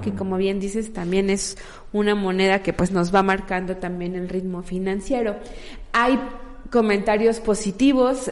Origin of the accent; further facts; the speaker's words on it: Mexico; como mexicanas y mexicanos